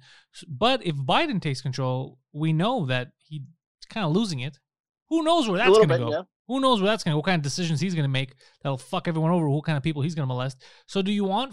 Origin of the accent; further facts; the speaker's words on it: Canada; as a Canadian